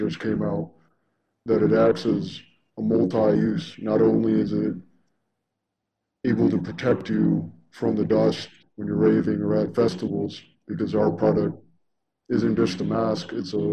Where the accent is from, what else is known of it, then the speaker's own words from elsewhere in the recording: Detroit, Michigan, United States; being Detroiters, as we all know, in Detroit, there's limited resources